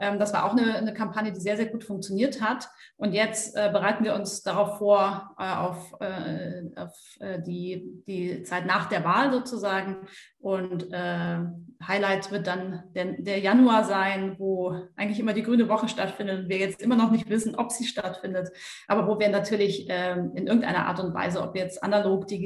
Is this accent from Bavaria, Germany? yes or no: yes; Bavaria, Germany; also zum einen komme ich aus dem Allgäu und so dieses Bild Kühe auf der Weide ist für mich totales Heimatgefühl.